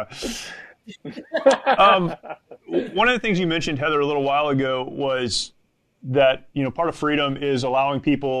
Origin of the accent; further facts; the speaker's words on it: United States; as an American